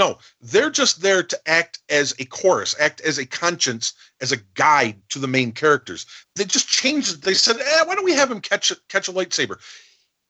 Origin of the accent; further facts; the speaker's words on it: New England, United States; I'm from New England.